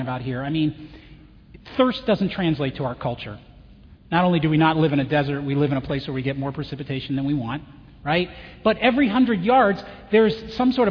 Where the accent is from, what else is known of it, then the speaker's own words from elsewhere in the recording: Chicago, Illinois, United States; where are you from? Chicago